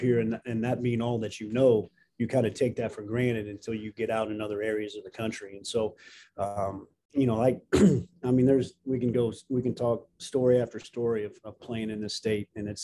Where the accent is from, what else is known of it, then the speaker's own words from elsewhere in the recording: Jasper, Indiana, United States; I was going into second grade when we moved to Jasper, so that's what I call home